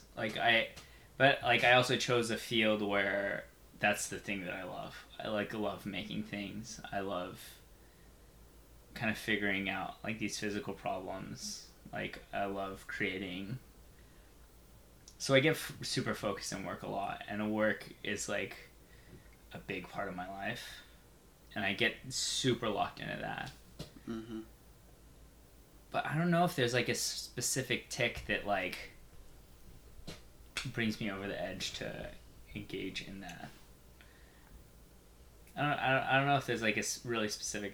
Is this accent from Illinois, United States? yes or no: no; Bay Area, California, United States; I'm from the Bay Area. It's because a lot of my family's here. Like, I grew up here.